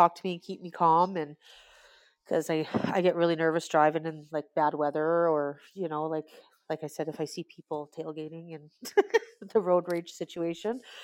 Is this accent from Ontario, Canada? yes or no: no; Alberta, Canada; I am from Alberta, Canada.